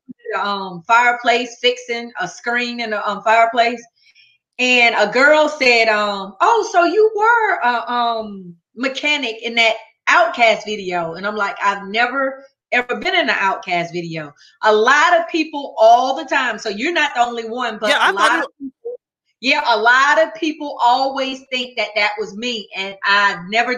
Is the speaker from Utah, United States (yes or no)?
no; Athens, Georgia, United States; Athens, Georgia.